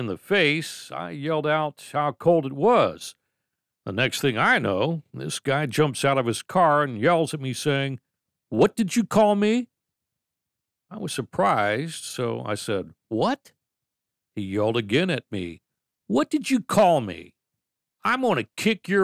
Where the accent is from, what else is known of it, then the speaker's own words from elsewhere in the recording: White Pigeon, Michigan, United States; As kids growing up in White Pigeon, Michigan